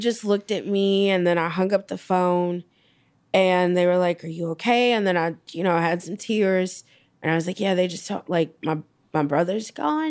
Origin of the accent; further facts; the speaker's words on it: Gary, Indiana, United States; So growing up, you know, we would always go from Gary to Chicago on the weekends, go in and go see him.